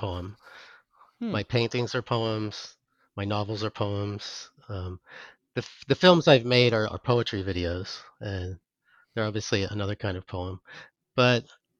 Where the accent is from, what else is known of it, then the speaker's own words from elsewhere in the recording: Pittsburgh, Pennsylvania, United States; moved away as an adult; now in Connecticut, United States; I grew up in Pittsburgh